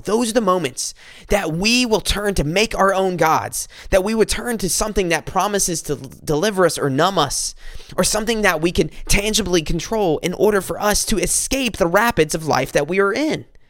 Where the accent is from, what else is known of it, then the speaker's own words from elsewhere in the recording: South Carolina, United States; moved away as an adult; now in Michigan, United States; I'm from South Carolina. I moved up here to Michigan